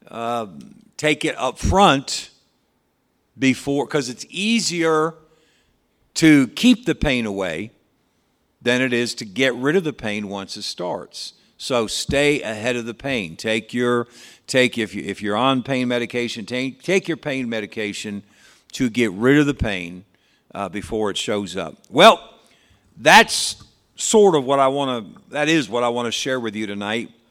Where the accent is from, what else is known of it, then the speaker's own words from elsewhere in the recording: South Dakota, United States; You know, I was raised in South Dakota, and that's just what we do, you know.